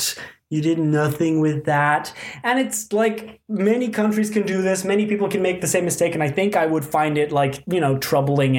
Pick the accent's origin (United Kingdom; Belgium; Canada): Belgium; We're from Belgium